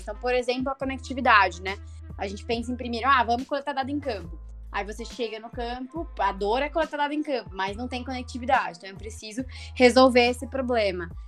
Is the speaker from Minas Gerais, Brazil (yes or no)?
yes; Itajubá, Minas Gerais, Brazil; eu venho de uma cidade, né, de Itajubá, no sul de Minas Gerais